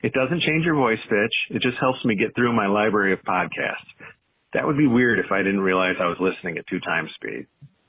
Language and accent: English; Michigan, United States; moved away; I'm originally from Michigan